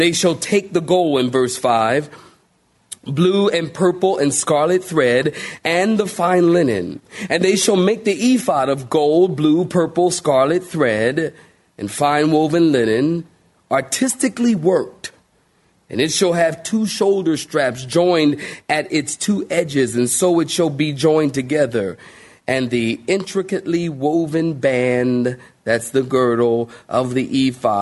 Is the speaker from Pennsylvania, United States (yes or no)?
yes; Philadelphia, Pennsylvania, United States; moved away as an adult; now in Raleigh, United States; I'm from Philly